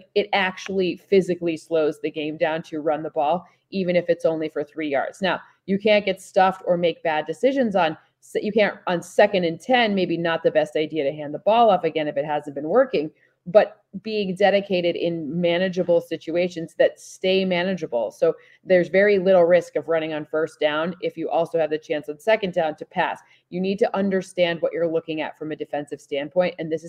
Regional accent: Luxembourg; I grew up in Luxembourg, so I do. And we used to go see soccer matches in London.

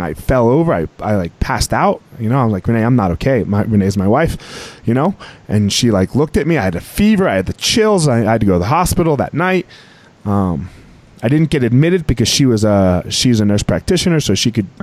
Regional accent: Colorado, United States; my home state of Colorado

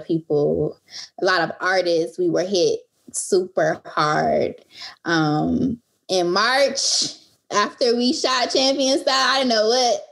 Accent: Milwaukee, Wisconsin, United States; moved away as an adult; also born or lived in Chicago / Los Angeles; now in Brooklyn, United States; I was born and raised in Milwaukee, went to high school of the art

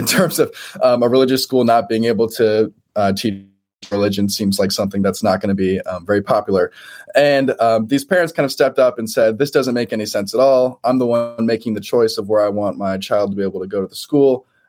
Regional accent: Portland, Oregon, United States; As I mentioned to you earlier before the show started, I'm from Portland, Oregon. Free markets is not exactly something that we champion out here.

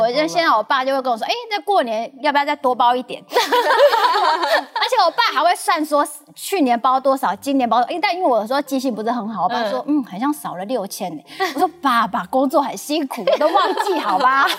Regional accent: Lukang, Changhua County, Taiwan; accent: Taiwanese Mandarin; now in Taipei, Taiwan; 直到有一次我刚好回鹿港，

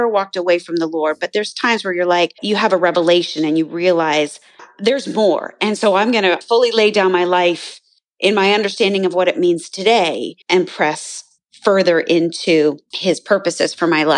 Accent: Canada; I grew up in Canada

